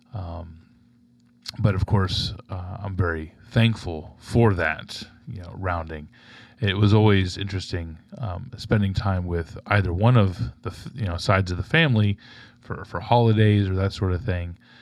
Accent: Tampa, Florida, United States; I'm from, uh, born and raised in Tampa, Florida.

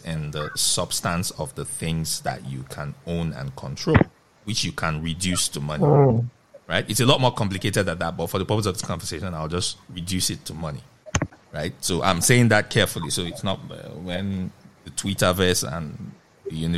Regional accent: Nigeria; a Nigerian living in Nigeria at this moment in time

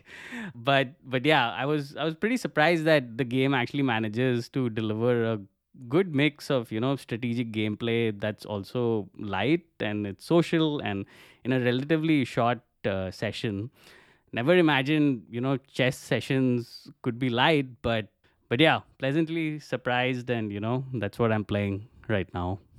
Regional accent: India; moved away as an adult; now in Cologne, Germany; I'm originally from India and have been living in Cologne in Germany for about the past five years

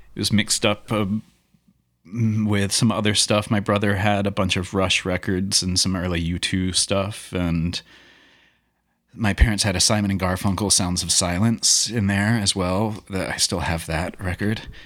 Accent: Louisville, Kentucky, United States; moved away as an adult; also born or lived in Portland; growing up in Louisville and doing sort of teen angst type of music

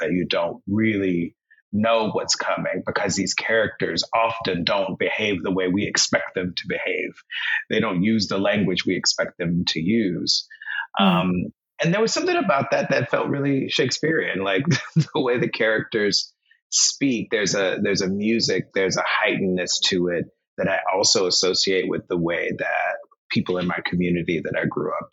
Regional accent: North Carolina, United States; being Black growing up in North Carolina

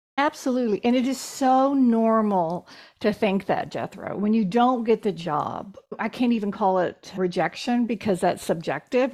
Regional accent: Texas, United States; I'm from Texas, so I have a direct, I have a very direct sense of humor.

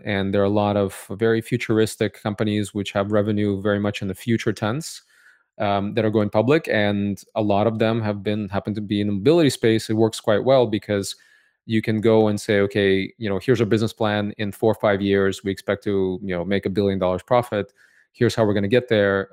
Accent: Cupertino, California, United States; also born or lived in Odessa, Ukraine / San Francisco; I grew up in Cupertino, California

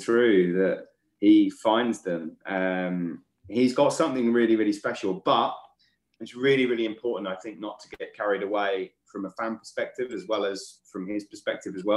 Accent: England, United Kingdom; I'm English

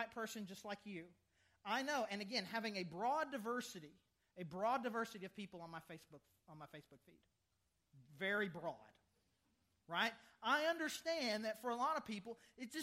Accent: the South, United States; I'm from the South

